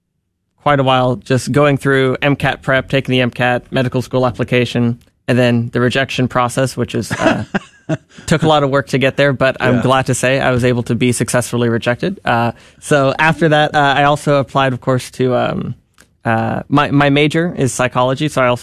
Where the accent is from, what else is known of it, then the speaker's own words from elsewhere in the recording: Houston, Texas, United States; also born or lived in Kentucky; I am from Texas, right here in Houston. Moved around a bit. Grew up in Kentucky for a bit.